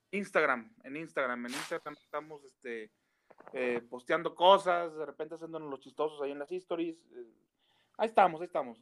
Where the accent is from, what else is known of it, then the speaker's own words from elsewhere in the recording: Comarca Lagunera, Mexico; somos laguneros todos